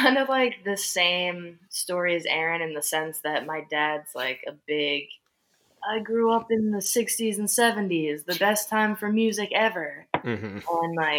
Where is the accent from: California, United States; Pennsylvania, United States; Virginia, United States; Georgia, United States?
Pennsylvania, United States; Philadelphia; moved away as an adult; also born or lived in Austin, Texas; I grew up on the East Coast, so we had basements.